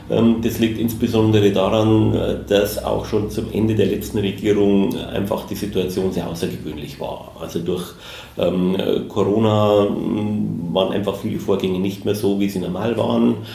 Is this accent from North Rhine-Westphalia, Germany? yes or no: no; Munich, Bavaria, Germany; natürlich wird man als Münchner keine Stadt äh, München vorziehen, aber Berlin ist sehr spannend.